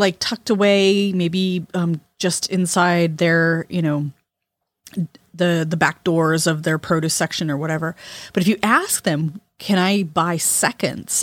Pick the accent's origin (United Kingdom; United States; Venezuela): United States; California; moved away; growing up in California